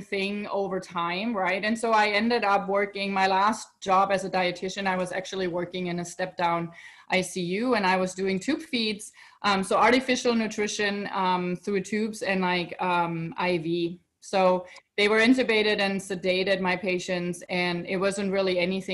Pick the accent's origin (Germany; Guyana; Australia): Germany; moved away as an adult; now in United States; So I'm originally from Europe, right? I'm born in Germany, and then I moved to United States